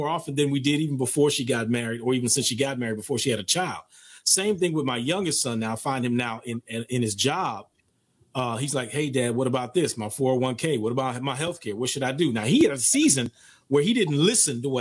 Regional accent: Oakland, California, United States; moved away as an adult; also born or lived in East Coast; I moved to the East Coast from Oakland in 83 to go to college

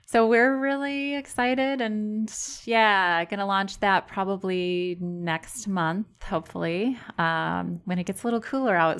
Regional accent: Sterling, Illinois, United States; moved away as an adult; also born or lived in Platteville, Wisconsin; now in Brodhead, United States; I grew up in Sterling, Illinois

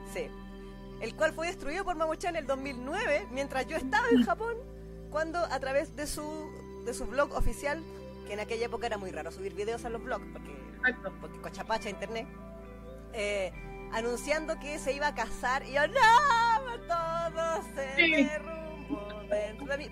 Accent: Chile; yo vengo de Chile.

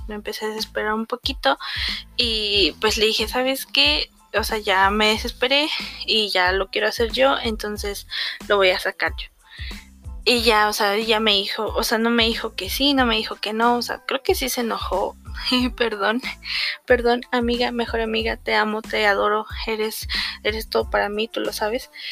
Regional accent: a municipality of Querétaro, Mexico; vine aquí a mi ciudad natal

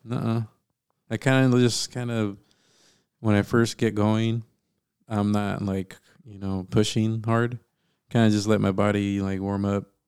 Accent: Torrance, California, United States; also born or lived in Norwalk, California; I was born in Torrance

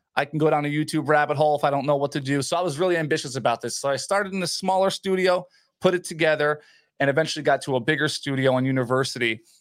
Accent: Edison, New Jersey, United States; I grew up in New Jersey, Edison, New Jersey

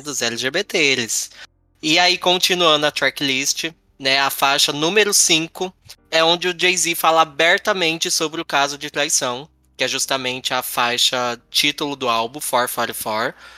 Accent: Brazil; eu sou brasileiro

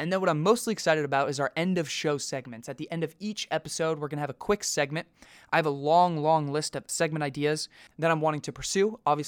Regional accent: United States; our privilege as American citizens

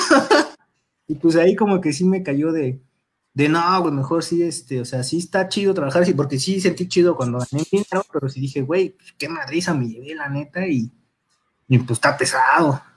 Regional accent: Mexico City, Mexico; De Iztapalapa, bueno, Iztapalapa, Nesa, York, en los límites, justo en la avenida Texcoco

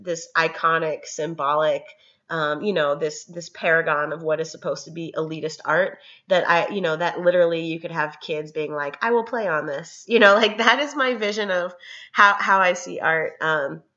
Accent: Chicago, Illinois, United States; moved away as an adult; also born or lived in Cambridge, Massachusetts; I grew up in Chicago

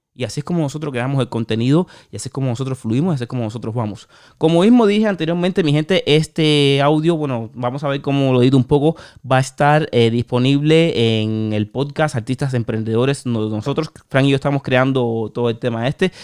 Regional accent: Cuba; moved away; yo tengo a mi mamá en Cuba y me fui de Cuba

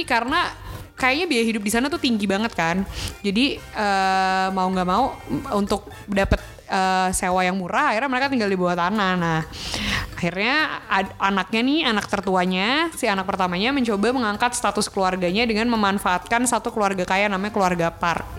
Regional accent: Indonesia; kita orang Indonesia

